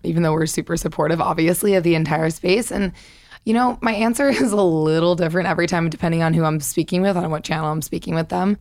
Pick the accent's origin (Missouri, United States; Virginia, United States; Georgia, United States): Missouri, United States; moved away as an adult; I'm from Missouri